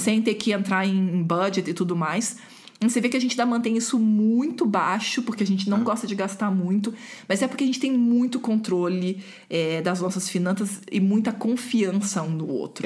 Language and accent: Portuguese; Rio de Janeiro, Brazil; eu sou do Rio e a gente não chama bolacha, a gente chama de biscoito